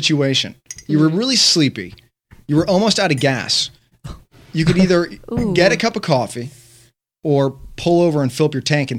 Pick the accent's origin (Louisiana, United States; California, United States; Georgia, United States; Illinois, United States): Illinois, United States; Chicago; moved away; because I'm Chicago